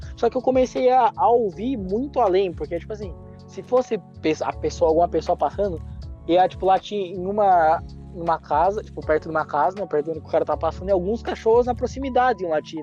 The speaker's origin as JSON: {"language": "Portuguese", "town": "Castro", "region": "Paraná", "country": "Brazil", "tie": "born or raised there", "moved": "yes", "lives_now": "Ponta Grossa, Brazil", "said": "eu nasci em Castro, mas eu moro em Ponta Ponta Grossa"}